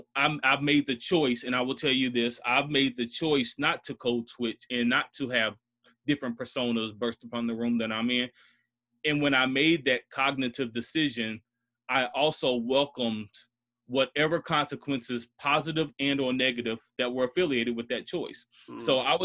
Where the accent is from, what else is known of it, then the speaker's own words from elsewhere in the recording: Bronx, New York, United States; born there; without understanding that I was born in the South Bronx. My dad moved to North Carolina because he was in the military.